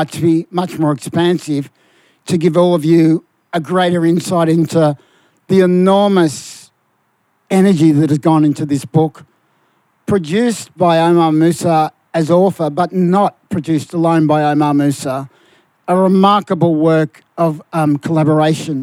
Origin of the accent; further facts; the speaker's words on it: Melbourne, Victoria, Australia; I come from Fitzroy